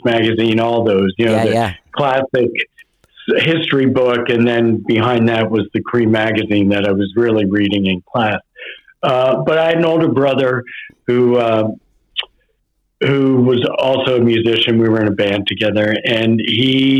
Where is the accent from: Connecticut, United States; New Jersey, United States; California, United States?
New Jersey, United States; we're from Jersey.